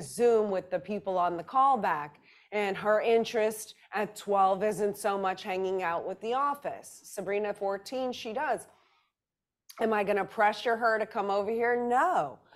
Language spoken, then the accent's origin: English; New Orleans, Louisiana, United States; I grew up in New Orleans, Louisiana